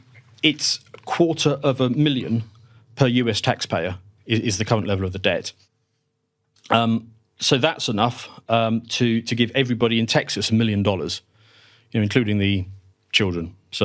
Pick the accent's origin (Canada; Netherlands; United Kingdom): United Kingdom; So if it helps, I'm British